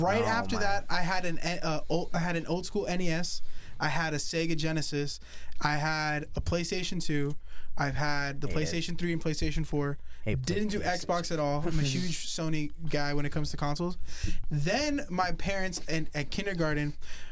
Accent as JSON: {"language": "English", "region": "North Carolina", "country": "United States", "tie": "born or raised there", "said": "growing up in North Carolina"}